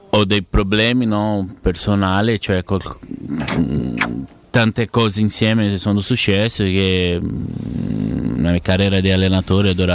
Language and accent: Italian; Ribeirão Preto, São Paulo, Brazil; also born or lived in Curitiba; now in Ribeirão Preto, Brazil; sono tornato a vivere nella mia città perché io vivevo a Coritiba, poi mi spostavo a San Paolo, adesso ho voluto tornare a Beron Preto